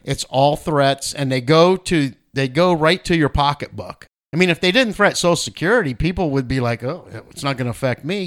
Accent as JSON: {"language": "English", "country": "United States", "said": "as American citizens"}